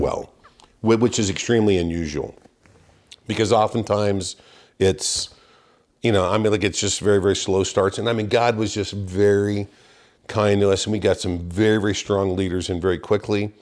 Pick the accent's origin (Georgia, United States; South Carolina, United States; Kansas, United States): Kansas, United States; Wichita; moved away as an adult; I started off in Wichita, Kansas. Grew up in a, uh, very church-going family